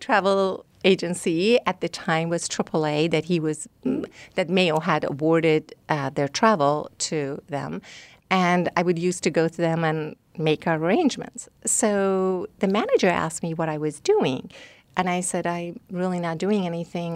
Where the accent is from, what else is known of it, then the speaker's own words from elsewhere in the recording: Iran; also born or lived in Rochester; now in Scottsdale, United States; I'm from Iran